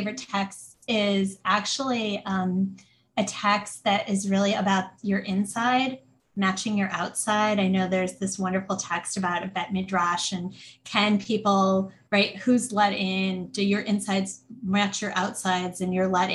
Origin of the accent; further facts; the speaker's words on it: outside of Detroit, Michigan, United States; I grew up outside of Detroit